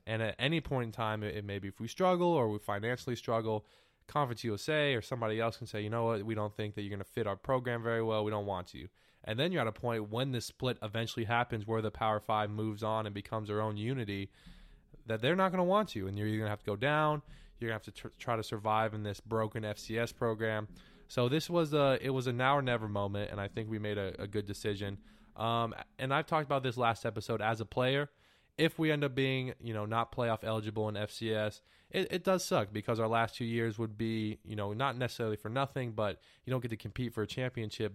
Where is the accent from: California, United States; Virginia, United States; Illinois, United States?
California, United States; now in Texas, United States; I'm from California